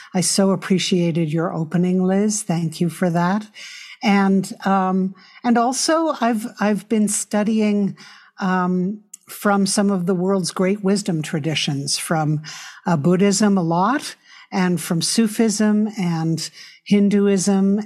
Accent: New York City, New York, United States; I grew up in New York City

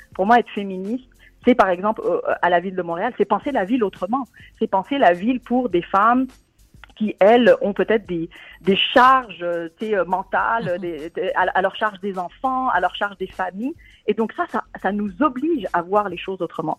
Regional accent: Tunisia; moved away; mon pays d'origine, la Tunisie

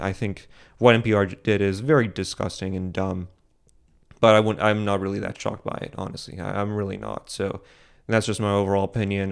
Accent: United States; as an American

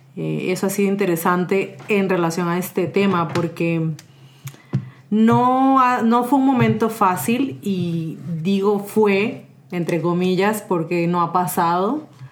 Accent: Mexico; now in San José, Costa Rica; soy originaria de México, pero tengo ya varios años viviendo en San José, Costa Rica

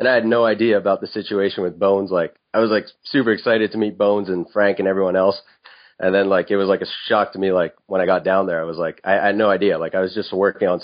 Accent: Montreal, Quebec, Canada; the city I'm from, Montreal, it has a really great nightlife.

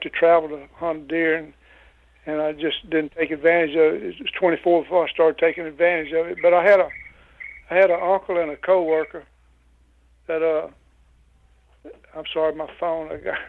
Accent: Louisiana, United States; born or raised there

